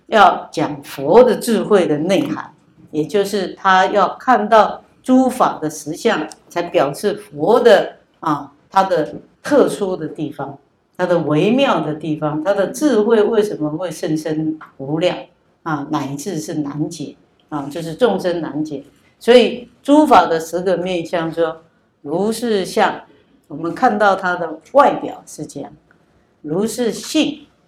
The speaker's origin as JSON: {"language": "Chinese", "country": "Taiwan", "said": "从小我们在台湾长大"}